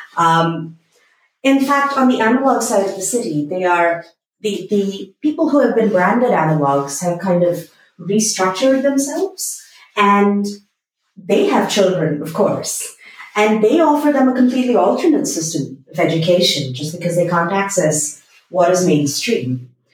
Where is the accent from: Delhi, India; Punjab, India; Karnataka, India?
Karnataka, India; Bangalore; I am from Bangalore